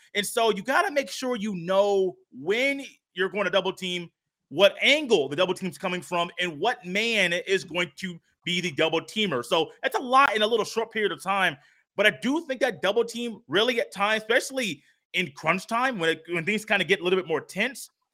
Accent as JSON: {"language": "English", "region": "Indiana", "country": "United States", "said": "I'm from Indiana."}